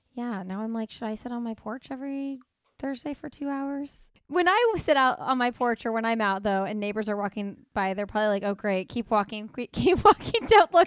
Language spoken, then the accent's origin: English; Midwest, United States; moved away; coming from the Midwest